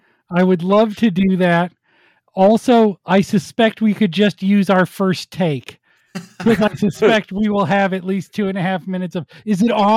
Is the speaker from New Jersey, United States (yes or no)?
no; Minnesota, United States; Because like, I'm up there from the Twin Cities area. And so my Utah accent is more of a, you know, what you call an, what do they call that?